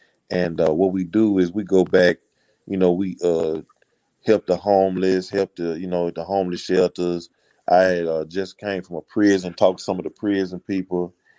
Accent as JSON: {"language": "English", "town": "San Diego", "region": "California", "country": "United States", "said": "What's up, man? I'm from San Diego. Y'all got that good weather out there."}